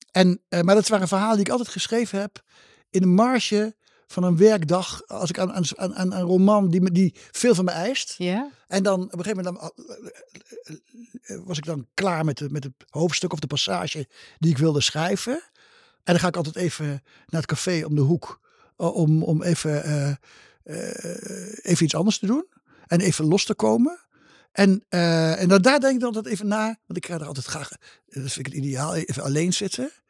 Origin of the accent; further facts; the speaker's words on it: Gelderland, Netherlands; moved away; Gelderlander. Ja, voor de Gelden, de krant ja. van mijn geboortestreek. En waardoor ik ook nog een beetje in de geboortestreek ben